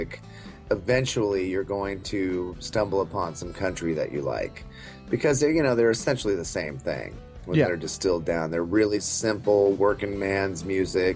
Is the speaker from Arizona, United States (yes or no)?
yes; Tucson, Arizona, United States; We started the band in Tucson, Arizona, so we can only assume it had something to do with growing up in Tucson